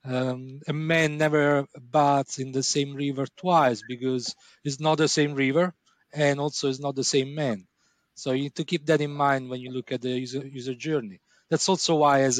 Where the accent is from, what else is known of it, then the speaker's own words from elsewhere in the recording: Italy; moved away; I'm from Italy